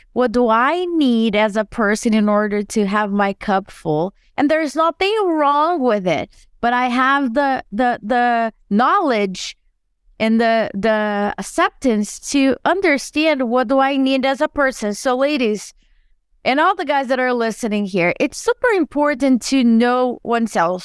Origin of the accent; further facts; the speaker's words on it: Brazil; now in United States; I grew up in Brazil and I moved to the U S